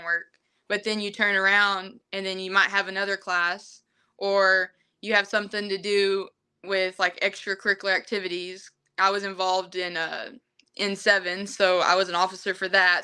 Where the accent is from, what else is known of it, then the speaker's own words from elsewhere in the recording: Broken Bow, Oklahoma, United States; I'm from Broken Bow, Oklahoma